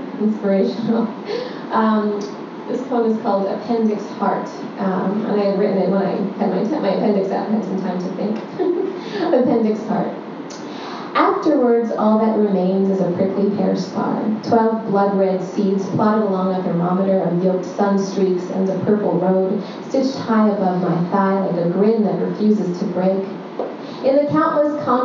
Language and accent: English; New York City, New York, United States; moved away as an adult; now in Brooklyn, United States; growing up in Long Island City and Astoria